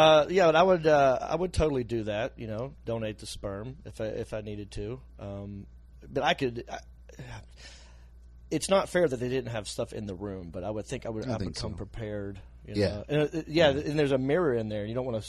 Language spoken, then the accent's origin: English; Hickory, North Carolina, United States; I'm from Hickory.